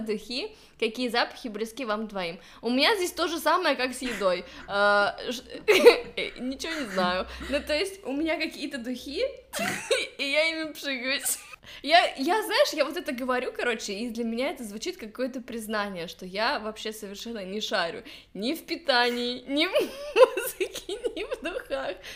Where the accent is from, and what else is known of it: Ukhta, Komi Republic, Russia